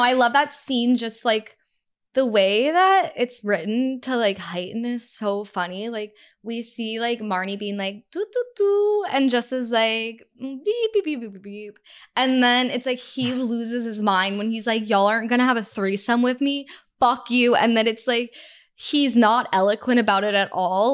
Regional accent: Texas, United States; moved away as an adult; also born or lived in Canada; I'm a dual citizen, so I grew up in Texas

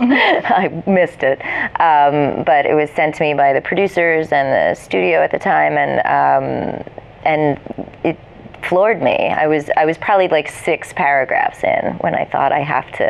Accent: New Jersey, United States; moved away as an adult; also born or lived in New York; I grew up in New Jersey

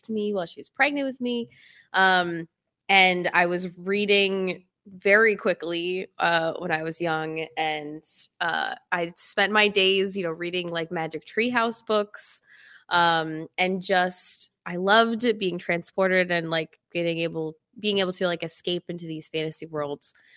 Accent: upstate New York, United States; I'm from upstate New York, uh, grew up on a farm in the middle of nowhere

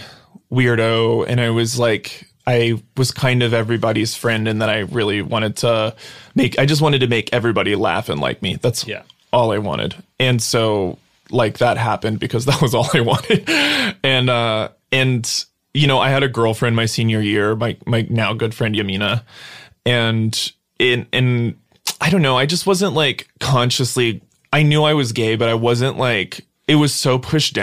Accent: Brownsville, Texas, United States; I grew up in Brownsville, which is the border at the very bottom

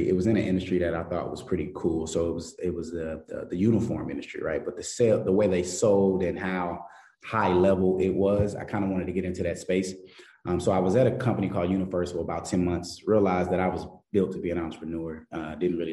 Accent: Dallas, Texas, United States; moved away as an adult; now in Kansas City, United States; the founder CEO of Upbound App Inc., man, and originally from Dallas, Texas

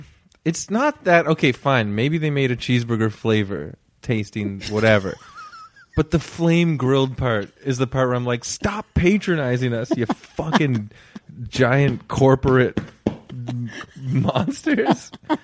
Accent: Toronto, Ontario, Canada; I'm from Toronto.

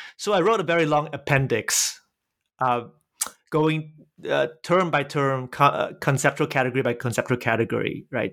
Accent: Singapore; moved away; I was born in Singapore.

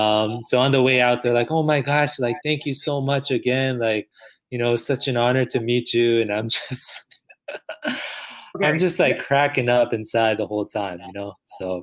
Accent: El Paso, Texas, United States; You know, we're from El Paso, Texas.

